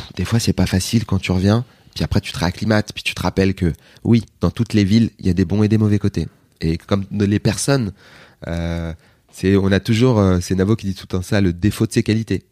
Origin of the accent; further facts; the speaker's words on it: Aubervilliers, Île-de-France, France; mon enfance à Aubervilliers.